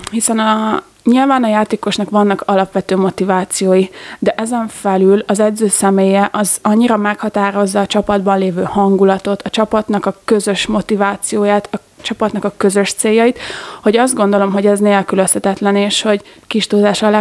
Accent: Gödöllő, Pest, Hungary; moved away as an adult; now in Dunajská Streda, Slovakia; Én Gödöllői vagyok, ami Dunaszádai testvérvárosa.

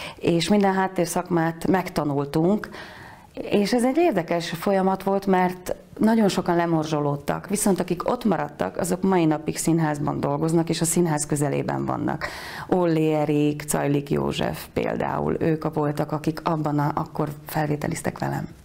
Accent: Tornaľa, Banská Bystrica Region, Slovakia; accent: Palóc; moved away as an adult; also born or lived in Košice / Bratislava; now in Budapest, Hungary; Tornajára jártam alapiskolába, én egy mezőgazdász családból származom

